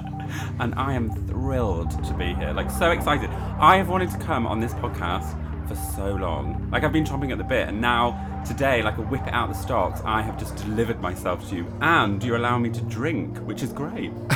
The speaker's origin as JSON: {"language": "English", "region": "the north of England", "country": "United Kingdom", "moved": "yes", "lives_now": "London, United Kingdom", "said": "two northerners in London"}